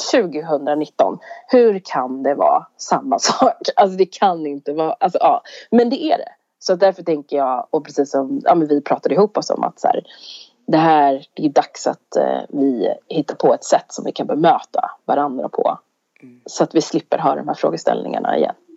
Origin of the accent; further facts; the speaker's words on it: Sweden; vi är svenskar